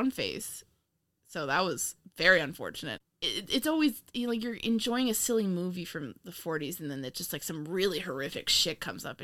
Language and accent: English; Indiana, United States; I grew up in Indiana.